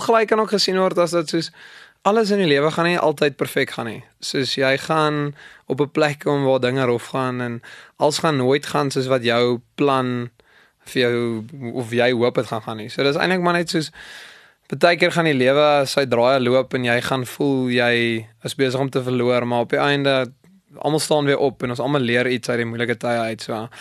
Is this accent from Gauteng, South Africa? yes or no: no; Kimberley, Northern Cape, South Africa; moved away as an adult; now in Potchefstroom, South Africa; Ek kom van Kimberley af